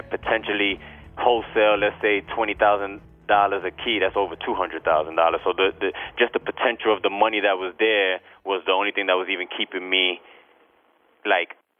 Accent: New York City, New York, United States; I'm from Brooklyn, New York

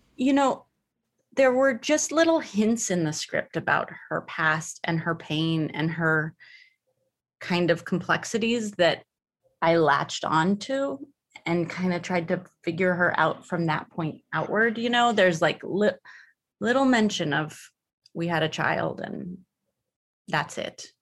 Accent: the Bay Area, California, United States; moved away; I'm from the Bay Area

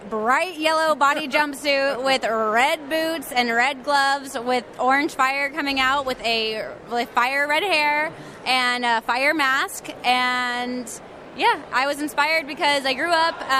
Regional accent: Dallas, Texas, United States; from Dallas, Texas

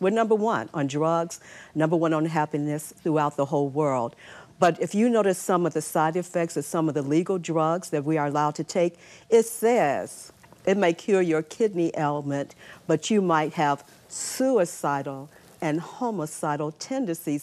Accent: Chicago, Illinois, United States; moved away; also born or lived in New York City; I'm from Chicago.

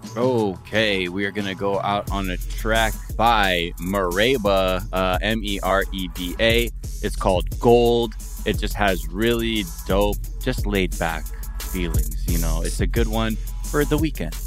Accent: Los Angeles, California, United States; I'm from the Valley

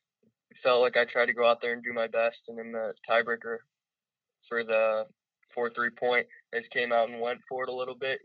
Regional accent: Loveland, Ohio, United States; I grew up in Loveland.

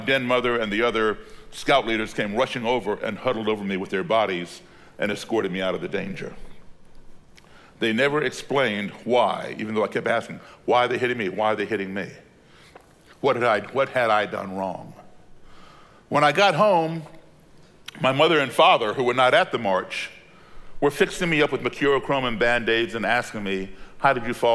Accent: Belmont, Massachusetts, United States; also born or lived in Chicago, Illinois; At the age of 10 in 1968, my parents had moved to Belmont, Massachusetts, a suburb of Boston

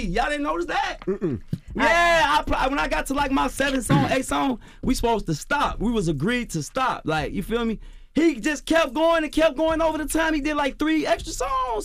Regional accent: Compton, California, United States; I'm from Bompton. I'm from California, Bompton

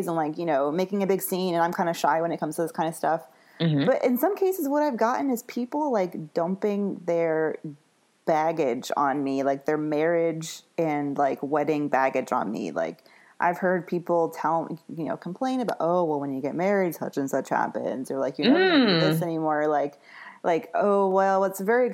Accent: the South, United States; I'm from the South

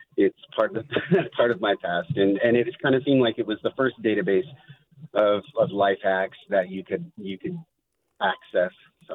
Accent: Pueblo, Colorado, United States; now in San Francisco, United States; I'm from Pueblo, Colorado

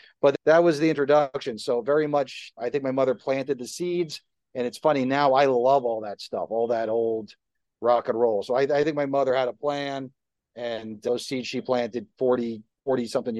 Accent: Livingston, New Jersey, United States; I grew up in New Jersey. How cliche is that for this conversation?

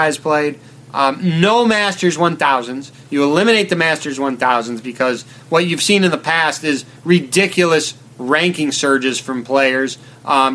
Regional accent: United States; I'm from America

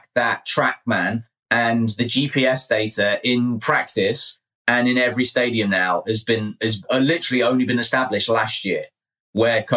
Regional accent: England, United Kingdom; I'm English

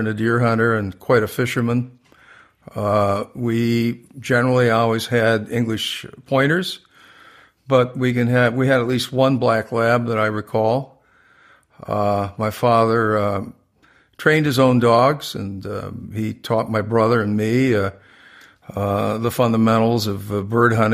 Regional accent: Port Huron, Michigan, United States; also born or lived in Ann Arbor, Michigan; I'm born and raised in Michigan. I grew up in Port Huron, which is north of Detroit on the St. Clair River as it enters into Lake Huron

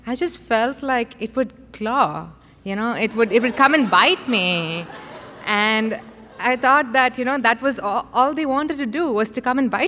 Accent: India; moved away as an adult; also born or lived in Austin, Texas; now in Houston, United States; I grew up in India, where animals live a very different life from us humans

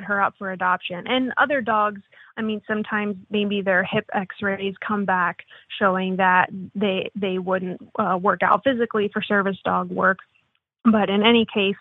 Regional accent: Pennsylvania, United States; moved away as an adult; also born or lived in Florida; I'm from Pennsylvania. I grew up there. And when I was 18, I left for the Navy

